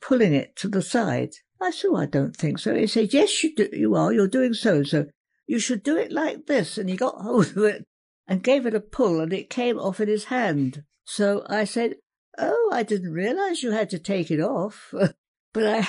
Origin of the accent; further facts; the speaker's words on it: Whitstable, South East England, United Kingdom; moved away as an adult; also born or lived in Tulse Hill, London / Colchester; my hometown was Whitstable in Kent